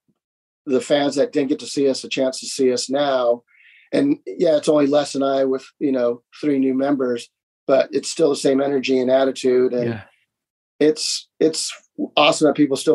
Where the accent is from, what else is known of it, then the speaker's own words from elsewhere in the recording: Santa Monica, California, United States; growing up in Santa Monica